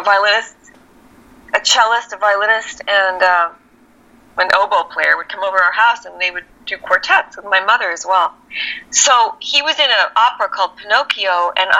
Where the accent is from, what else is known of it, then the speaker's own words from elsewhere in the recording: Scarsdale, New York, United States; moved away; also born or lived in El Paso, Texas / Holland / Colorado; I grew up in Scarsdale